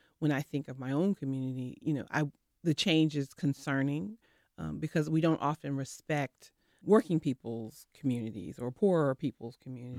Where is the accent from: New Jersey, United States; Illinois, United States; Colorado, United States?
New Jersey, United States; now in North Carolina, United States; I'm from Jersey, so you know, evidently.